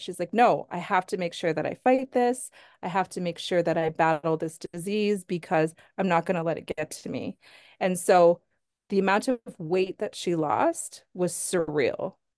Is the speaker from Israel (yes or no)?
no; Sherwood Park, Alberta, Canada; I grew up in Sherwood Park.